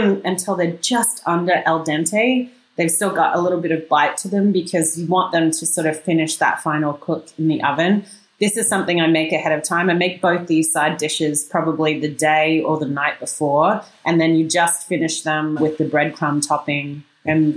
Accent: Australia; moved away as an adult; also born or lived in Brooklyn, New York; now in New York, United States; I'm actually Australian, but I moved here 22 years ago

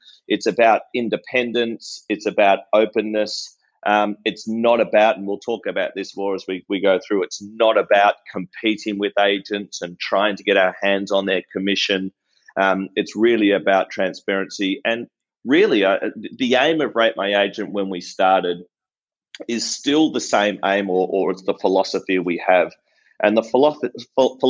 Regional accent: Melbourne, Victoria, Australia; I'm born and bred in Melbourne

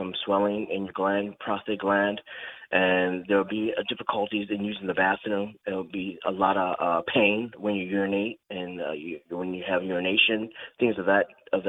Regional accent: Utica, New York, United States; moved away as an adult; also born or lived in Long Island, New York; I'm from a small town in Utica, New York

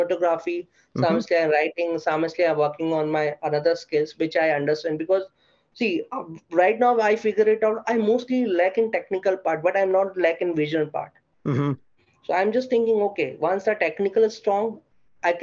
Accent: Mumbai, Maharashtra, India; I'm from Mumbai

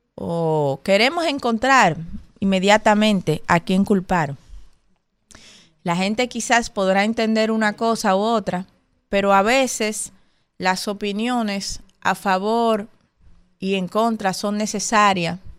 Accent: Dominican Republic; como dominicanos y dominicanas

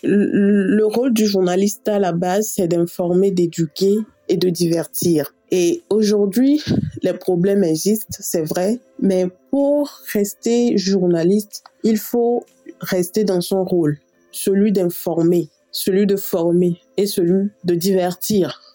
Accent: Togo; Je réside au Togo. Je suis togolaise.

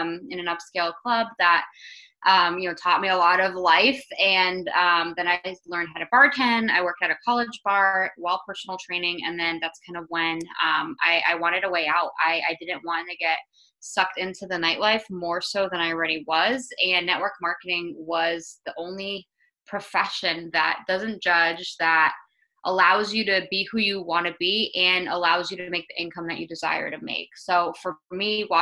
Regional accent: Tampa, Florida, United States; I'm from Tampa, Florida

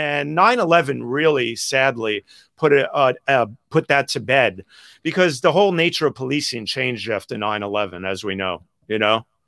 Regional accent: New York City, New York, United States; growing up in Greenwich Village

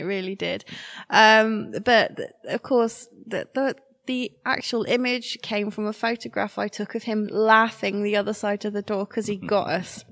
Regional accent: Shrewsbury, West Midlands, United Kingdom; I'm 95% Shrewsbury born and bred

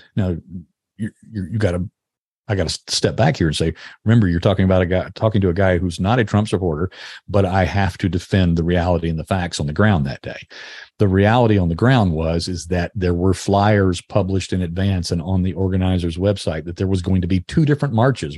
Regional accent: United States; as an American

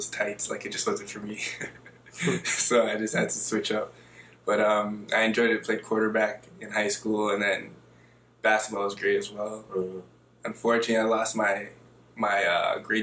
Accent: Toronto, Ontario, Canada; also born or lived in Ajax, Ontario; Originally, I'm from Scarborough, Ontario, a little place called Malvern

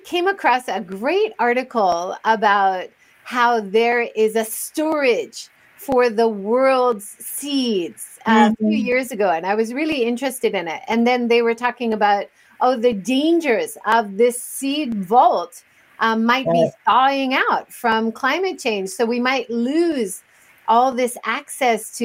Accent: Hawaii, United States; I grew up in Hawaii

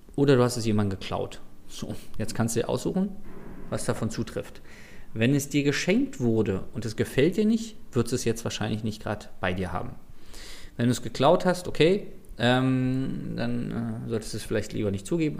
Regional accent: Berlin, Germany; als Berliner

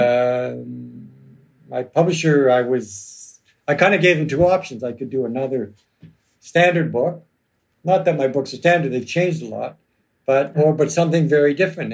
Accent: Toronto, Ontario, Canada; when I grew up in Toronto

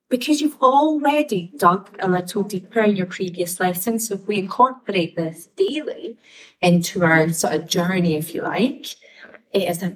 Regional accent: Scotland, United Kingdom; I'm the Scottish girl.

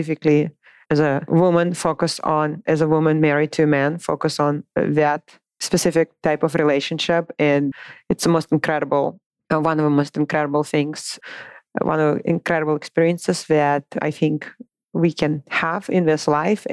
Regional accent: Moscow, Russia; English is a second language; moved away as an adult; also born or lived in Boise, Idaho; now in United States; I was born and raised in Moscow, Russia

